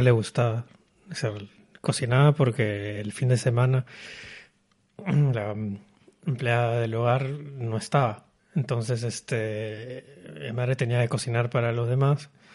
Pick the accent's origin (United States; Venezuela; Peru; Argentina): Peru; moved away as an adult; also born or lived in Paris, France / Berlin, Germany; now in Kuala Lumpur, Malaysia; me fui de Perú, porque soy peruano, me fui de Perú a los 21 años